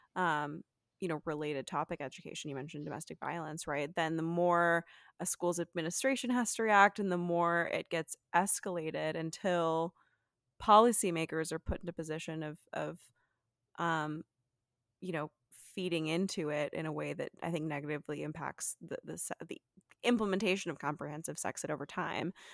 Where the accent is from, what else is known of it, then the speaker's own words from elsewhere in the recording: Texas, United States; moved away; I'm originally from Texas